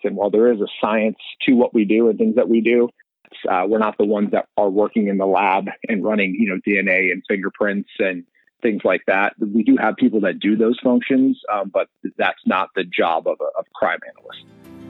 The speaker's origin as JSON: {"language": "English", "region": "Colorado", "country": "United States", "tie": "born or raised there", "moved": "yes", "lives_now": "Arizona, United States", "said": "I grew up in Colorado"}